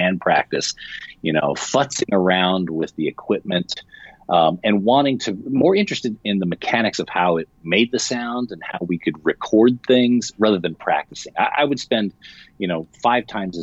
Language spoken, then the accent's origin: English; San Francisco Bay Area, California, United States; I grew up in the San Francisco Bay Area.